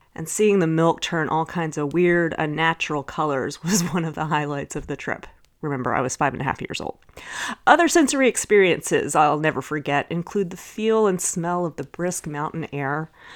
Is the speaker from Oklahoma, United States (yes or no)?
no; Dallas, Texas, United States; growing up in Dallas